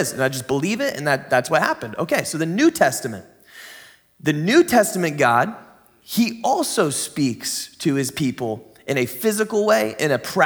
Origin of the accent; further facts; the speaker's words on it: San Diego, California, United States; now in Grants Pass, United States; I grew up in the San Diego kind of area